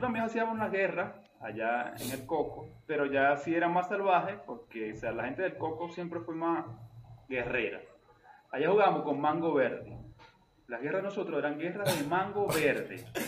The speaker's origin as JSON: {"language": "Spanish", "region": "eastern Venezuela", "country": "Venezuela", "said": "Yo soy un mal oriental"}